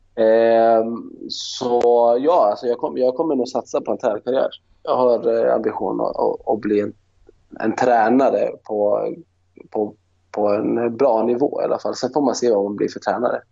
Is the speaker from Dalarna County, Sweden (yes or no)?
no; Luleå, Norrbotten County, Sweden; moved away; Jag är från Luleå